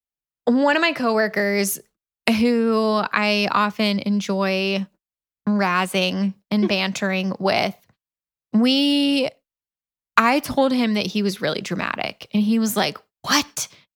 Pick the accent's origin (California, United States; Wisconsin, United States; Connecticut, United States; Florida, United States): Florida, United States; Central; moved away; And I'm from Central Florida